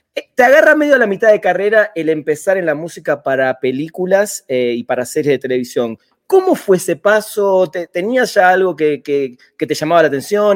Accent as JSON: {"language": "Spanish", "region": "Buenos Aires", "country": "Argentina", "said": "vengo de Buenos Aires, cuna de muchas bandas muy interesantes"}